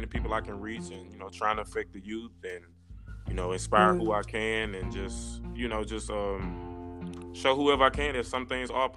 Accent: Jackson, Mississippi, United States; moved away as an adult; now in Memphis, United States; I'm originally from Jackson, Mississippi

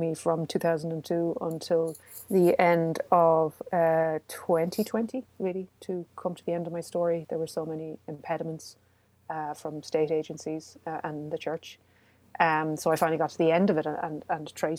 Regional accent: Cork, Munster, Ireland; I was born in Besborough, mother and baby home, in 1965, which is about a mile and a half from where I grew up

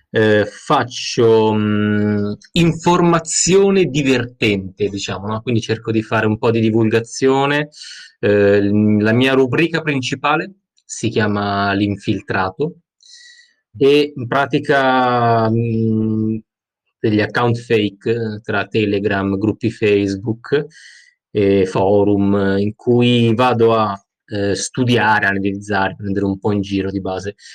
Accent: Milan, Lombardy, Italy; sono di Milano

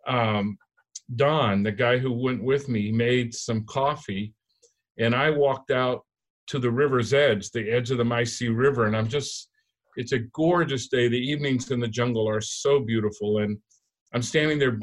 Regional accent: United States; I was raised around Mexicans, this was like home to me.

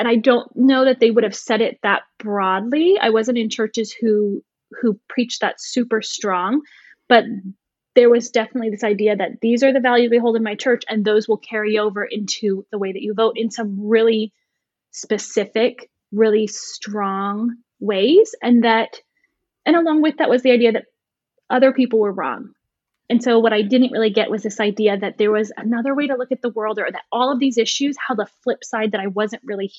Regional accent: Midwest, United States; also born or lived in Florida; So I grew up in the Midwestern United States, Ohio, Indiana, Michigan, with a few years in Florida. My dad's job moved us around.

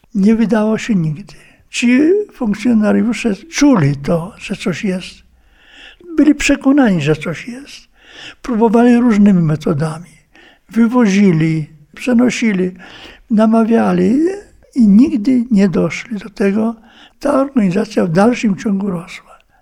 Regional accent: Białystok region, Podlaskie Voivodeship, Poland; pochodzę tam z Białostoczyzny

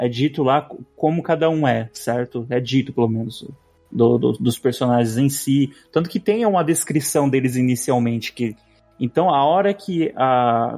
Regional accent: Brazil; sou brasileiro

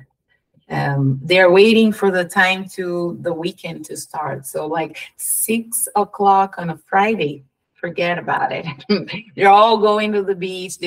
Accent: São Paulo, Brazil; English is a second language; moved away as an adult; also born or lived in Curitiba, Brazil; now in United States; I born in Sao Paulo, the most capitalist city in Brazil, Sao Paulo.

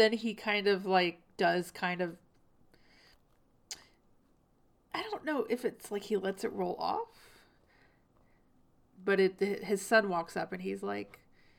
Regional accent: the South, United States; I just, growing up in the South, it's not the first time I've heard something like that.

